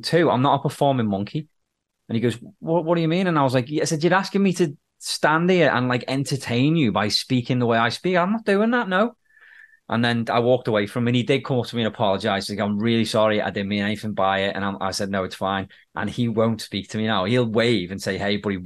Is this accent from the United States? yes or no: no; United Kingdom; accent: British; now in Canada